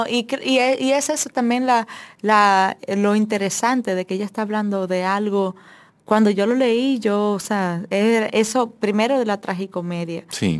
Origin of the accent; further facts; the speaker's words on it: Dominican Republic; quienes somos dominicanos